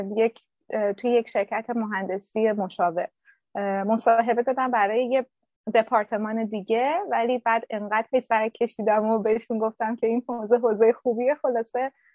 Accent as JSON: {"language": "Persian", "town": "Shiraz", "region": "Fars", "country": "Iran", "also_born_or_lived": "Ahvaz", "moved": "as an adult", "lives_now": "Berlin, Germany", "said": "من توی شهر خودم توی شیراز"}